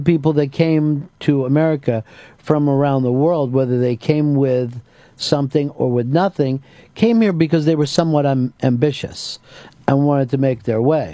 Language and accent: English; Pittsburgh, Pennsylvania, United States; There wasn't like a lot of Pittsburgh pride when I was a kid